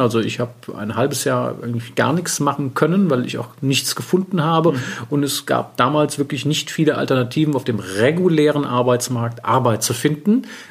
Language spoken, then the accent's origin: German; Wiesbaden, Hesse, Germany; also born or lived in Paris, France; Aufgewachsen bin ich in Wiesbaden, bin auch dort zur Schule gegangen